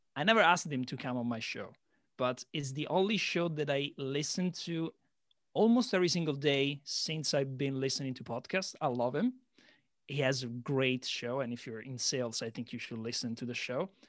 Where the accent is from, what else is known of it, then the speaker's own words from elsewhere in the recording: Italy; moved away as an adult; also born or lived in London; now in Shanghai, China; I'm Italian, but I've been living outside of Italy for a decade, seven years London, and now three years in uh, Shanghai, China.